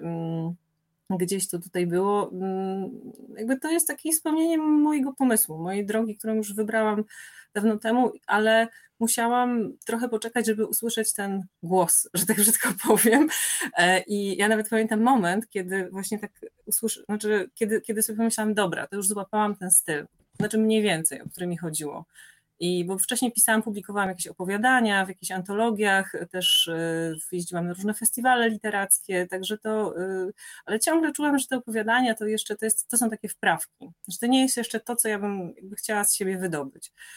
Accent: Moszna, Opole Voivodeship, Poland; now in Warsaw, Poland; Ja się urodziłam w ogóle w Opolu mm, i przez 10 lat mieszkałam w takiej miejscowości Moszna

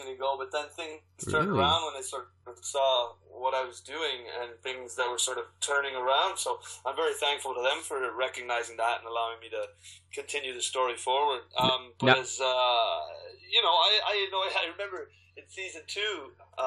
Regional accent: Toronto, Ontario, Canada; moved away; also born or lived in Ireland; I grew up mostly in Toronto

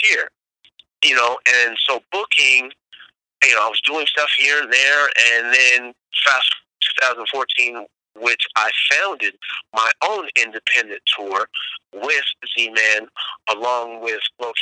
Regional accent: Bay Area, California, United States; growing up in the Bay Area

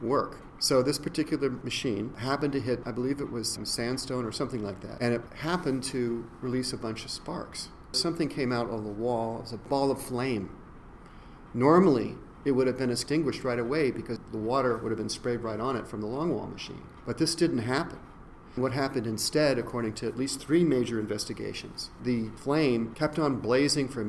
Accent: West Virginia, United States; moved away; I grew up partly in West Virginia

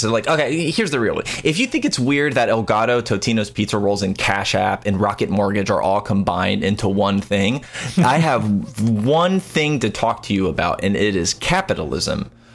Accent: United States; I don't know if people can hear by my disgusting accent, but I'm an American

